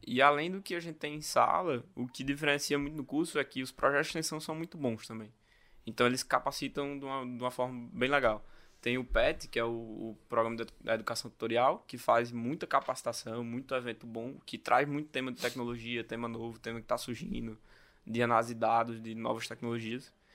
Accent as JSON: {"language": "Portuguese", "town": "Natal", "region": "Rio Grande do Norte", "country": "Brazil", "said": "Sou natalense, né? Minha família vem do interior, do Rio Grande do Norte"}